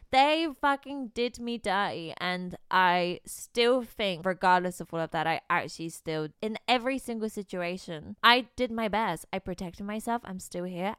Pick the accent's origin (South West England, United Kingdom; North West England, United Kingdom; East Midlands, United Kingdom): South West England, United Kingdom; Bristol; moved away as an adult; now in London, United Kingdom; I grew up in Bristol